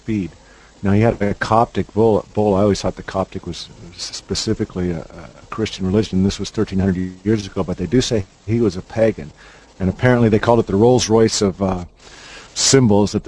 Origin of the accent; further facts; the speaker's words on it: United States; we're Americans